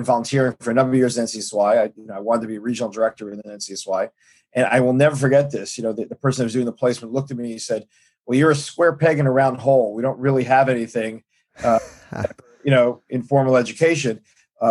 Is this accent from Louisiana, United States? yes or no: no; New York City, New York, United States; I grew up in Brooklyn. I grew up in Brooklyn in Flatbush